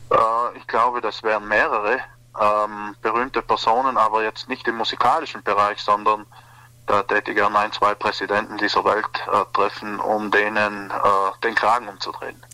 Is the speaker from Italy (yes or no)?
yes; South Tyrol, Trentino-Alto Adige, Italy; bei uns in Südtirol